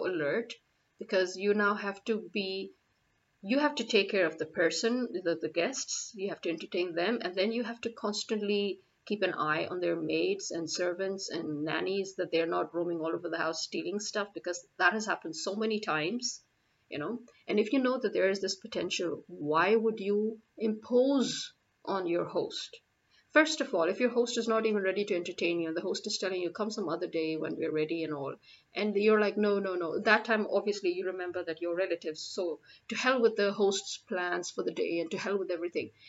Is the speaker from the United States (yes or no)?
no; Pakistan; I'm a Pakistani